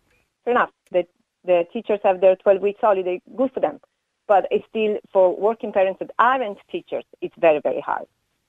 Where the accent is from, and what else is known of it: Italy